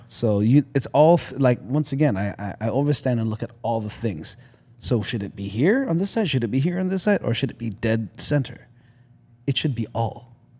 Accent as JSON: {"language": "English", "country": "Canada", "said": "I'm Canadian."}